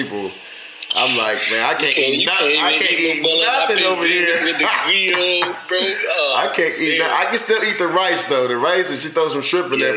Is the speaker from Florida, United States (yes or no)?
yes; Tampa, Florida, United States; I'm from Tampa, but, like, most of my family is down here